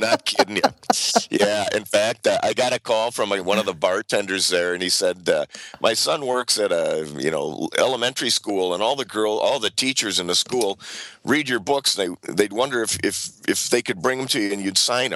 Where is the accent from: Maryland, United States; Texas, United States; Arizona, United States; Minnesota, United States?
Minnesota, United States; Saint Paul; my hometown where I'm talking to you from, St. Paul, Minnesota